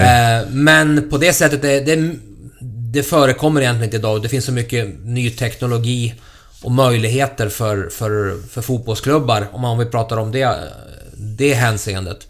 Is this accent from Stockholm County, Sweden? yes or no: no; Köping, Västmanland, Sweden; i Köping F F i min hemstad